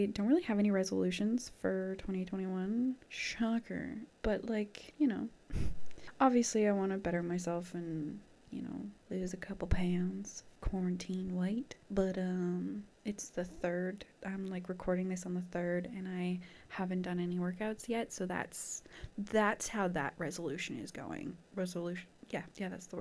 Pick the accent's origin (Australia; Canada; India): Canada; I'm from Canada